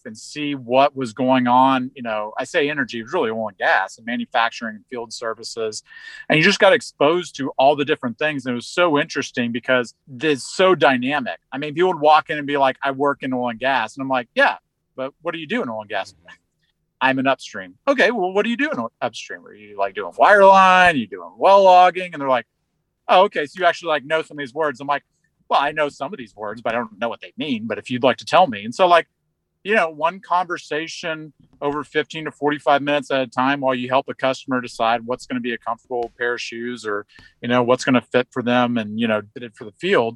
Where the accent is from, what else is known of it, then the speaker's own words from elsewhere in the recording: Houston, Texas, United States; I grew up in Houston at my dad's company